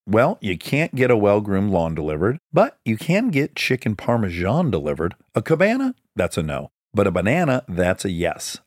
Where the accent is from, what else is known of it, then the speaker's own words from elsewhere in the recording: Detroit, Michigan, United States; I'm from Detroit area